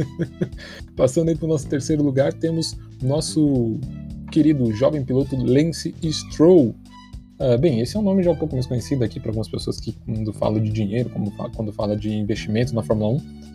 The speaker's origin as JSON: {"language": "Portuguese", "country": "Brazil", "said": "de um lugar conhecido entre nós brasileiros"}